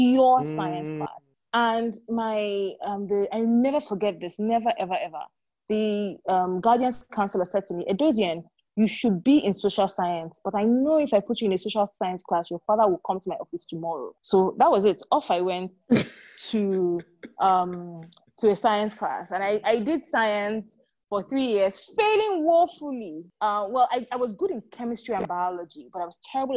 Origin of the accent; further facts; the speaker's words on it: Nigeria; moved away as an adult; also born or lived in United Kingdom; So I grew up in Nigeria. And then I moved to the UK, I think in 2001 or 2002, I can't remember now, to start my master's.